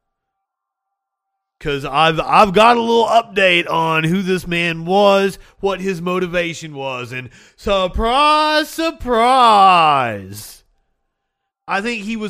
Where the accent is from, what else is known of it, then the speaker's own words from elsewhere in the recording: Kentucky, United States; moved away; also born or lived in Alabama; Growing up in Kentucky, lived in Alabama